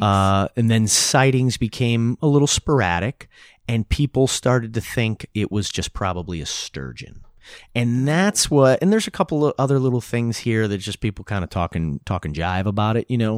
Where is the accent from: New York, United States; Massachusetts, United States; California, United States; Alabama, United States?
New York, United States; Newburgh; growing up in Newburgh on the Hudson River